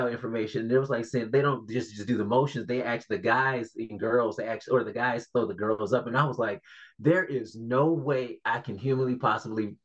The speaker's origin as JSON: {"language": "English", "town": "Detroit", "region": "Michigan", "country": "United States", "tie": "born or raised there", "also_born_or_lived": "Kalamazoo, Michigan", "said": "growing up in Detroit"}